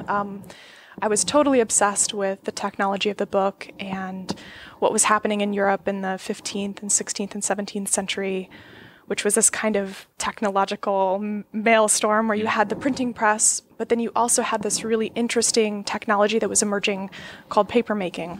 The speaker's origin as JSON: {"language": "English", "region": "Florida", "country": "United States", "tie": "born or raised there", "said": "I grew up in Florida, which is a totally strange place to grow up"}